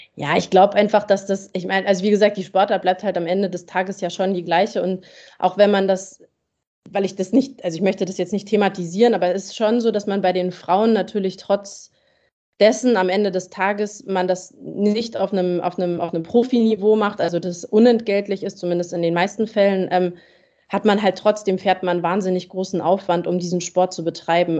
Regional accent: Germany; für uns als Deutsche

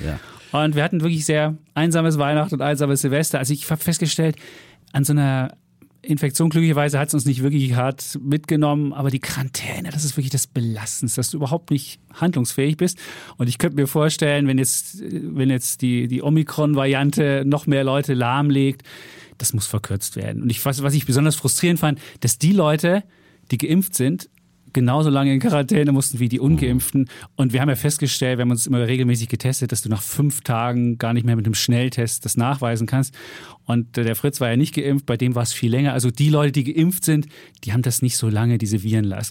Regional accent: East Germany, Germany; moved away as an adult; ich bin ja im Osten groß geworden, 18 Jahre da gelebt

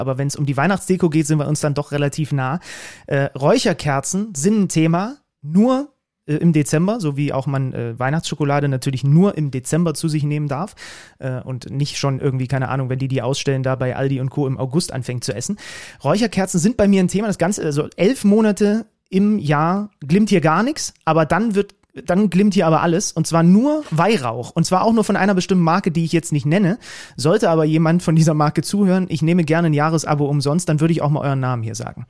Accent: Saxony, Germany; moved away; Ich komme aus dem, aus, aus dem Ursprungsland des Schwibbogens.

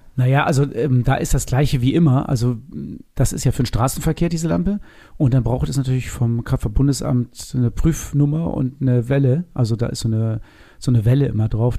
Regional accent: Northern Germany, Germany; hier bei uns in Norddeutschland

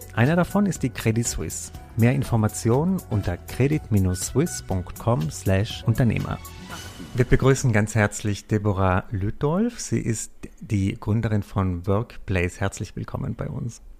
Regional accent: South Tyrol, Trentino-Alto Adige, Italy; ich arbeite manchmal auch in den Bergen in meiner Heimat in Südtirol

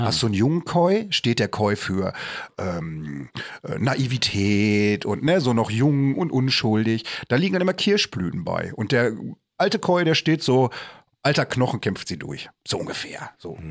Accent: Bochum, North Rhine-Westphalia, Germany; ich komme aus Bochum

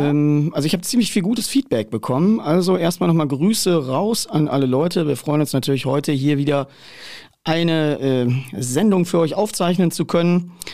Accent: central Ruhr area, North Rhine-Westphalia, Germany; ich komme ja aus der Mitte des Ruhrgebiets

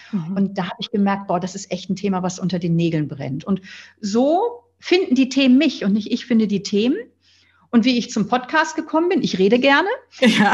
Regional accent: near Flensburg, Schleswig-Holstein, Germany; Ich bin am Meer aufgewachsen in der Nähe von Flensburg

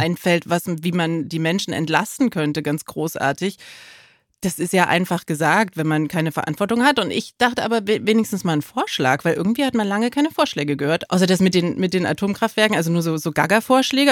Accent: East Germany, Germany; ich bin als Ossi

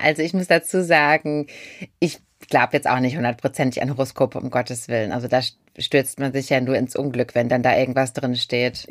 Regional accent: Germany; bei uns in Deutschland

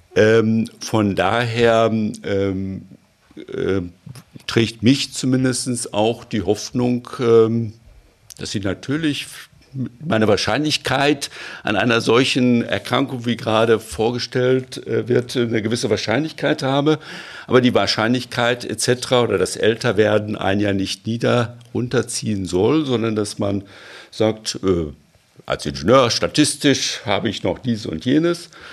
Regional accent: Germany; bei uns in Deutschland

